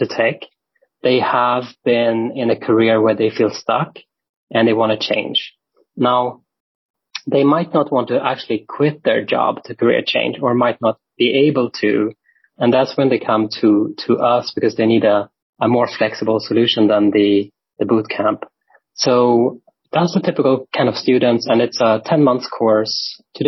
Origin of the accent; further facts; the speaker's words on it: Sweden; moved away as an adult; now in Berlin, Germany; I'm from Sweden. I live in Berlin, Germany since about 15 years now